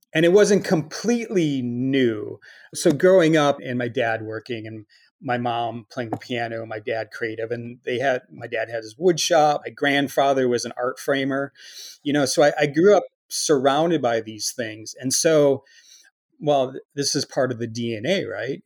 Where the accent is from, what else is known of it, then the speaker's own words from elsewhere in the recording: Chicago, Illinois, United States; moved away; also born or lived in Milwaukee; growing up in Chicago